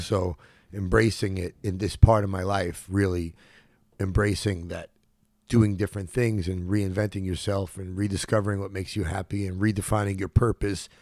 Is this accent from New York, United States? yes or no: yes; New York City, New York, United States; moved away as an adult; also born or lived in Los Angeles; now in Tulum, Mexico; I was born in Brookdale Hospital, and I grew up at Canarsie in Brooklyn